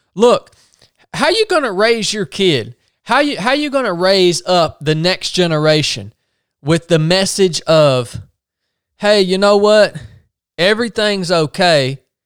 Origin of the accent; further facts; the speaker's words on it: United States; I'm an American.